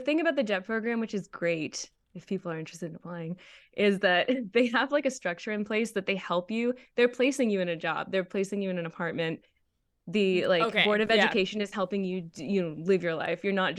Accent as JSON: {"language": "English", "town": "Attleboro", "region": "Massachusetts", "country": "United States", "tie": "born or raised there", "said": "I grew up in America, where everything is very, like, We have our American opinions for sure."}